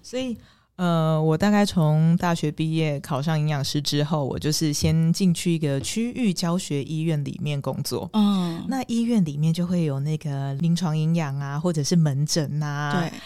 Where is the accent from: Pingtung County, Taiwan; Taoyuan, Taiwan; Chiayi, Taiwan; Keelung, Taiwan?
Pingtung County, Taiwan; 我是屏东人